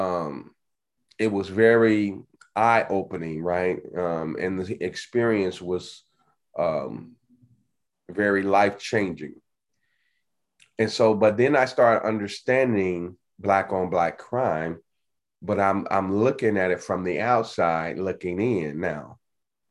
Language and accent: English; Chicago, Illinois, United States; growing up in Chicago, right, on the South Side